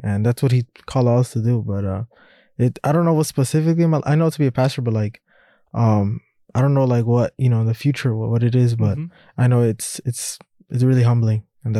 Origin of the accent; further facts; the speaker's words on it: Dallas, Texas, United States; I am a theology major, and I'm from Dallas, Texas.